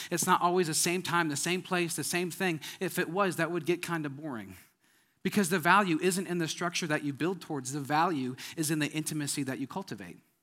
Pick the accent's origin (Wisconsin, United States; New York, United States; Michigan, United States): Wisconsin, United States; moved away; I'm from Wisconsin